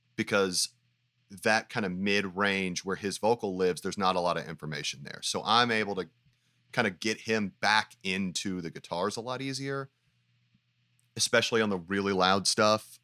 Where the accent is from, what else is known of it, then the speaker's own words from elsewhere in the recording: Knoxville, Tennessee, United States; also born or lived in Farragut, Tennessee; my family moved to Knoxville, Tennessee when I was in like the 7th grade